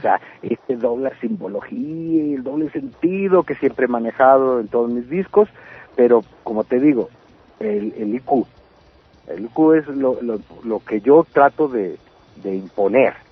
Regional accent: Baja California, Mexico; moved away as an adult; now in Mexico City, Mexico; como en Baja California mismo. Sí. O sea, mi tierra

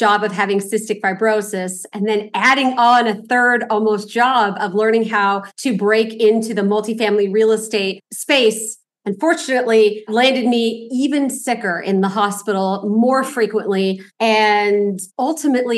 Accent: Los Angeles, California, United States; I grew up here in Los Angeles, very humble background.

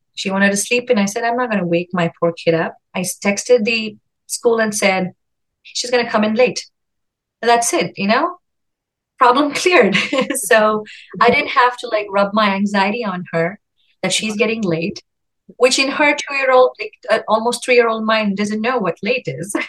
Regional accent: India; moved away; I come from India. It's a more collective society. And um, now raising my own child here in a very individualistic society

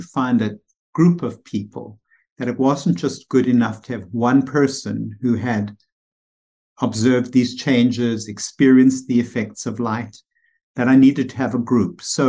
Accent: South Africa; moved away as an adult; now in United States; it brings me back to when I came here from South Africa. It was 1976, and I was thrown into the psychiatric residency, which was very stimulating.

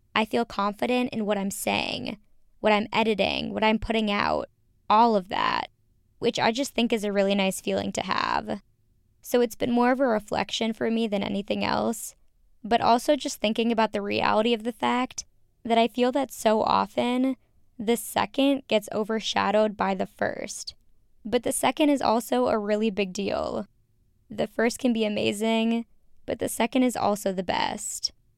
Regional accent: Minnesota, United States; moved away as an adult; now in Chicago, United States; I grew up in the Midwest. You know this. I'm from Minnesota. I now currently live in Chicago

